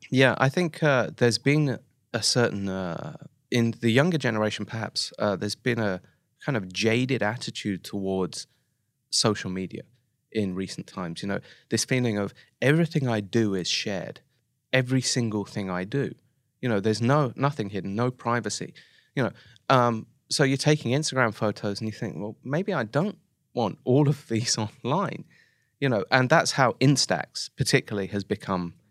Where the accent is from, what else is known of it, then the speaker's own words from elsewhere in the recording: Oxford, South East England, United Kingdom; moved away as an adult; now in Japan; I'm from Oxford in the U K